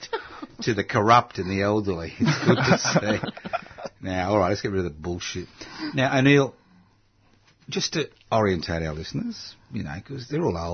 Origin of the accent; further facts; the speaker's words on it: Brisbane, Queensland, Australia; moved away; I'm a Queenslander too. Oh, I was born in the Royal Brisbane Hospital.